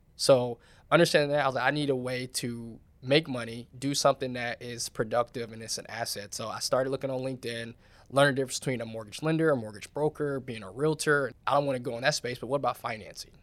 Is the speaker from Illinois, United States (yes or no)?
no; Charlotte, North Carolina, United States; moved away; I come from Charlotte